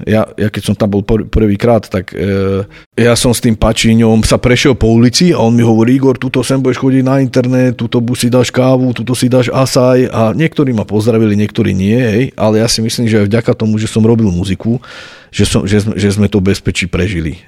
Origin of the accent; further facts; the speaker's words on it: Nitra, Nitra Region, Slovakia; ja som sa narodil v Nitre, som Nitran, žijem tu, pracujem tu, tvorím tu